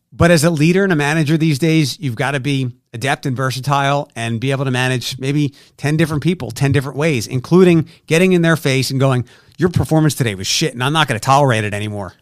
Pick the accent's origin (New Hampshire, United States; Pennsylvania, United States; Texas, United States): Pennsylvania, United States; Philadelphia; moved away as an adult; also born or lived in Detroit; now in Toledo, United States; I'm from Philadelphia